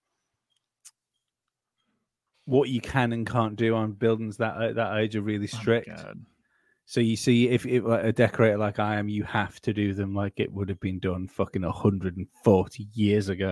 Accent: Isle of Man; my island

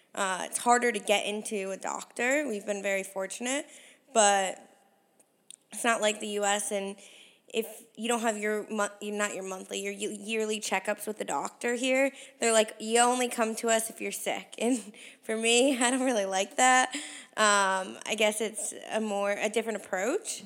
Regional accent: Connecticut, United States; now in Canada; I grew up in Connecticut

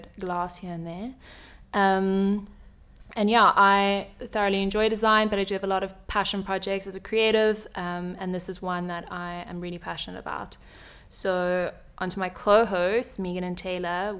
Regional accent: Cape Town, Western Cape, South Africa; we're all from Cape Town, South Africa.

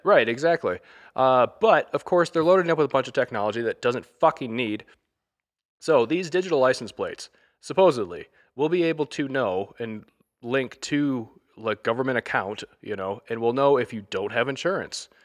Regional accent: Michigan, United States; I'm from Michigan

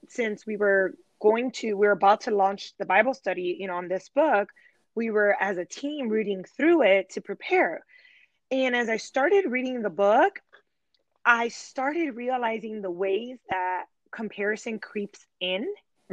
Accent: Chicago, Illinois, United States; moved away as an adult; now in Charlotte, United States; I am a Chicago native. So I was born and raised in Chicago, and my family and I relocated to Charlotte, North Carolina three years ago

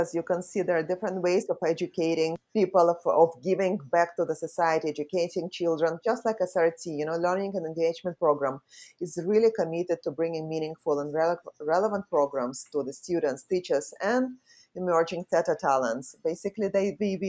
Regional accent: Saint Petersburg, Russia; moved away as an adult; now in Singapore; I was born in St. Petersburg in Russia.

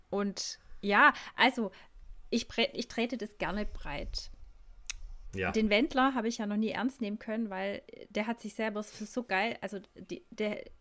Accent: Stuttgart, Baden-Württemberg, Germany

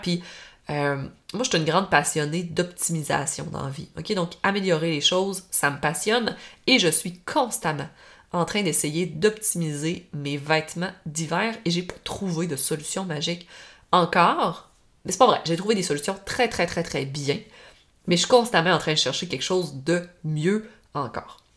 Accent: Normandin, Quebec, Canada; je viens du lac Saint-Jean, je viens euh, proche de Normandie

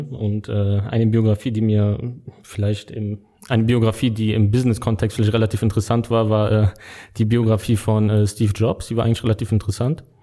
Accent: Lebanon; ich komme ursprünglich aus dem Libanon

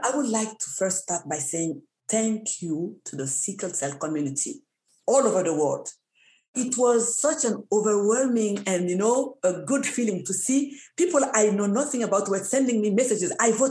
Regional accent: Canada; because I think it's the responsibility of the government to support us, because we're Canadian, like any other disease.

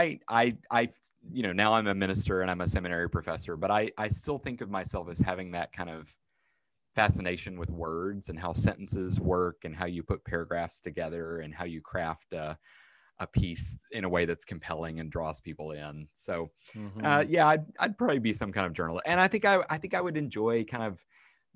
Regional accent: Arkansas, United States; also born or lived in Chicago / Minneapolis / Midwest; now in Pittsburgh, United States; I grew up in Arkansas

